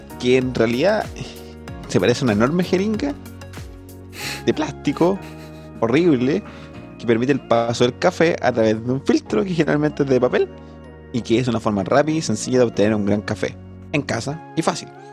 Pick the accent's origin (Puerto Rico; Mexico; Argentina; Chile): Chile; Constitución, Maule; yo vengo de Constitución, de San Rosendo